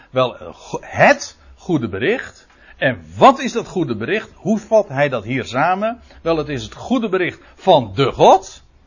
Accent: Netherlands; we als Nederlanders

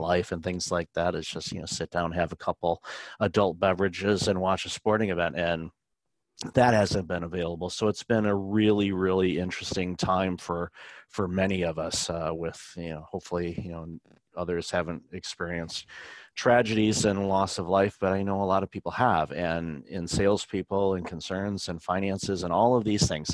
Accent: Detroit, Michigan, United States; I grew up in Detroit

